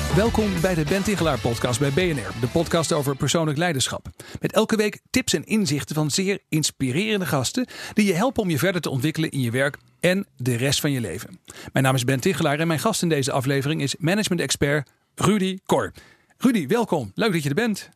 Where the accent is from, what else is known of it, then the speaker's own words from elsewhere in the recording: Groningen, Netherlands; ik kom zelf ook uit Groningen.